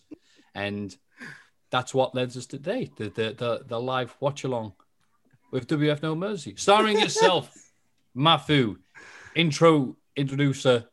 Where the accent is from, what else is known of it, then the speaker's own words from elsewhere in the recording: England, United Kingdom; I'm English